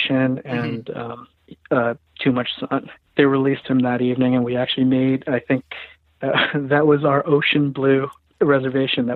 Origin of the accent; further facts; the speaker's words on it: Philippines; I'm Filipino